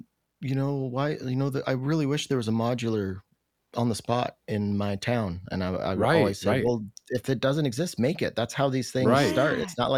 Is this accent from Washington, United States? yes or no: yes; Roslyn, Washington, United States; also born or lived in Ellensburg, Washington / Michigan; Roslyn, Washington. I grew up in Roslyn. Yeah. And then I went to Central in Ellensburg. And then I moved to Michigan for a few years, but then came back to Ellensburg